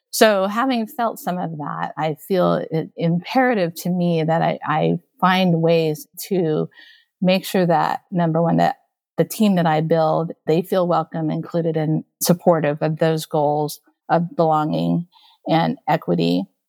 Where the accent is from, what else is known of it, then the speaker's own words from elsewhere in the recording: Okinawa, Japan; moved away as an adult; also born or lived in Taipei, Taiwan; now in United States; I was born in Taipei, Taiwan, and then I grew up in Okinawa, Japan, and then I immigrated into the United States when I was in college